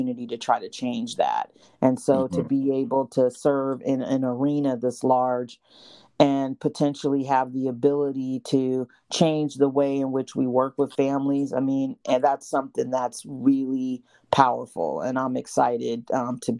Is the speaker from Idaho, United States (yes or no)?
no; Seattle, Washington, United States; moved away; I'm originally from Seattle